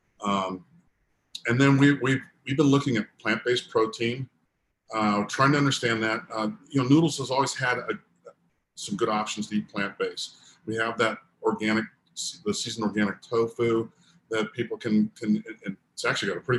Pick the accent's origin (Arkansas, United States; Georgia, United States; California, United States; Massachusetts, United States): California, United States; San Diego; I'm from Southern California. I grew up in San Diego